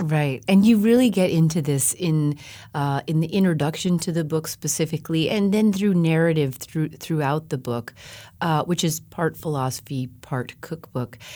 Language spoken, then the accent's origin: English; Colorado, United States; moved away as an adult; now in California, United States; I grew up in Colorado